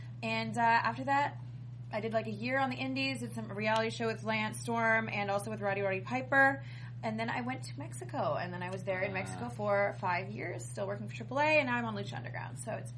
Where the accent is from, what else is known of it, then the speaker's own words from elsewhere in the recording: Canada; I'm Canadian